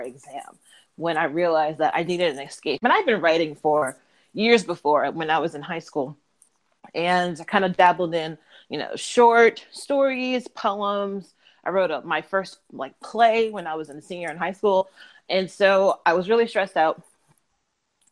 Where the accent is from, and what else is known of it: Massachusetts, United States; moved away as an adult; now in New York, United States